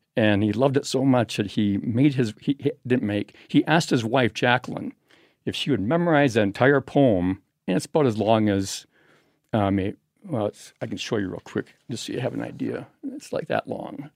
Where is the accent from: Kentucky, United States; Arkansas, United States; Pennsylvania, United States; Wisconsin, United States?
Wisconsin, United States; Madison; I'm from Madison, Wisconsin